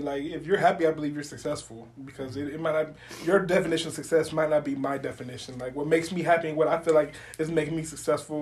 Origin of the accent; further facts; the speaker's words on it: Homestead, Florida, United States; moved away as an adult; I'm from Homestead, Florida, all the way at the bottom of Florida, exit one, the last exit in Florida